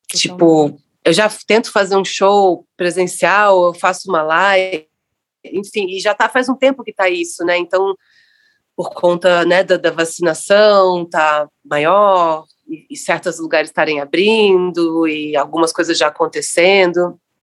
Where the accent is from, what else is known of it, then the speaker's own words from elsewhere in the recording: Rio de Janeiro, Brazil; moved away as an adult; also born or lived in Niterói; now in São Paulo, Brazil; sou nascida em Niterói, criado em Copacabana, e vivo em São Paulo há dezesseis anos.